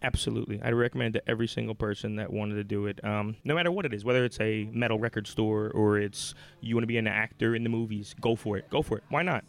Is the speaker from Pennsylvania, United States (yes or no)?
yes; Philadelphia, Pennsylvania, United States; I'm from Philly. I was born and raised